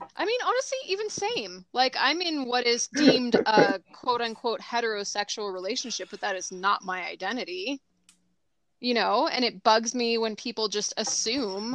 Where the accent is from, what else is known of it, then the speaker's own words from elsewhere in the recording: Southern California, United States; moved away; I'm originally from Southern California